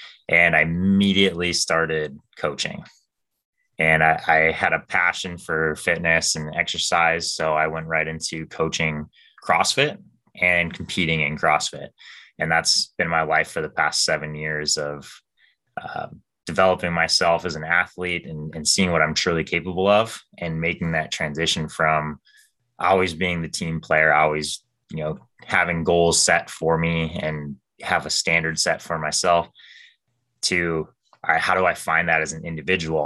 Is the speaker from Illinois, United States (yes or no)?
no; Minnesota, United States; I grew up in Minnesota in a smaller town outside of the Twin Cities